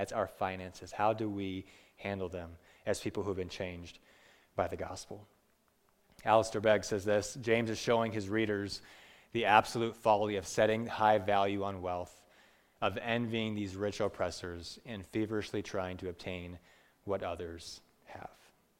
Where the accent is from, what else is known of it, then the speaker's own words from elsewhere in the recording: Peru; I grew up in Peru for 10 years, and people are very poor